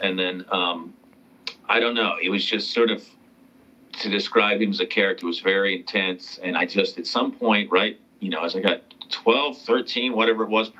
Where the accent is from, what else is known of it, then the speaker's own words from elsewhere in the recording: North Carolina, United States; I was raised in North Carolina. So I was raised, I guess, technically Southern Baptist